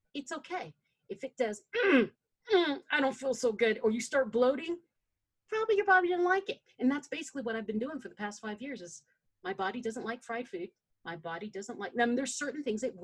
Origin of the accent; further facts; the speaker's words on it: Philippines; I'm a Filipina. We like rice.